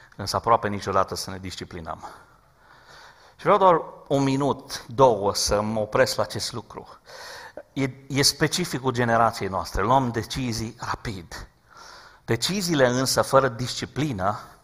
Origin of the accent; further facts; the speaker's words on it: Romania; Și eu sunt român ca și voi